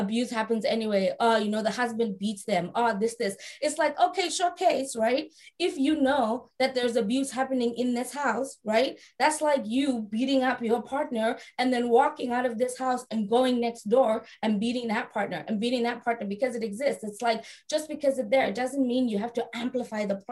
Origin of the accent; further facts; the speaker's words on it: South Africa; I was raised in South Africa